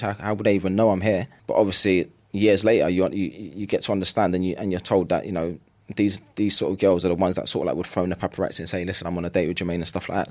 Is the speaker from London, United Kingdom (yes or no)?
yes; London, United Kingdom; growing up in East London is, I mean, it's never gonna be easy growing up there